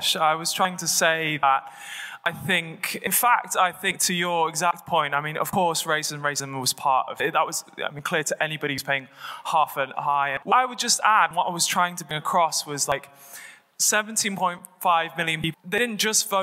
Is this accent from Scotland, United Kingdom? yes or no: no; Oldham, North West England, United Kingdom; I come from Oldham, which voted 70% to leave